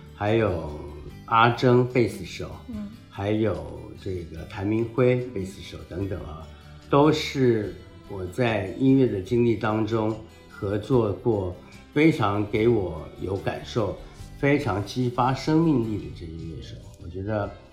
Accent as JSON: {"language": "Chinese", "town": "Taichung", "country": "Taiwan", "tie": "born or raised there", "said": "出生在台湾的中部叫台中市"}